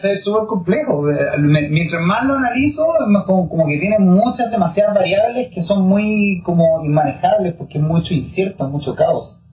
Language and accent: Spanish; Chile; yo soy de familia italiana, entonces tenemos todo el tema como de que Italia, que pero básicamente somos chilenos